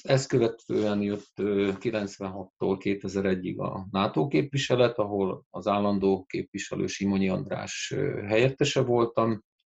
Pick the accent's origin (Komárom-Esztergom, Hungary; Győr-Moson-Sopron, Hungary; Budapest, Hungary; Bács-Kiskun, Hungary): Győr-Moson-Sopron, Hungary; Győr; angol tagozatos gimnáziumba jelentkeztem Győrben, szülővárosomban